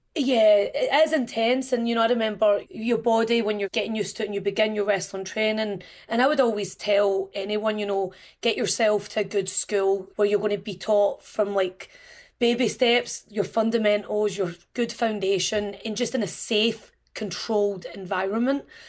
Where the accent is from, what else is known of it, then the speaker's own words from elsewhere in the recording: Glasgow, Scotland, United Kingdom; When I was a child growing up in Scotland